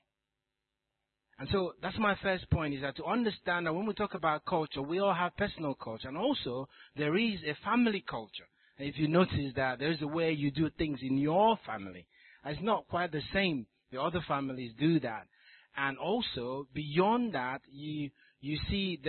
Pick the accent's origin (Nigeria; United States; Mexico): Nigeria; moved away; also born or lived in South Africa; Nigeria, where I come from